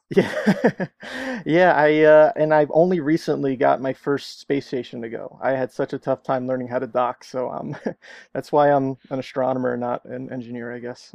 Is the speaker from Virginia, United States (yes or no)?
no; New Jersey, United States; moved away as an adult; now in Arizona, United States; I'm from New Jersey originally, and I, uh, came out here for my grad program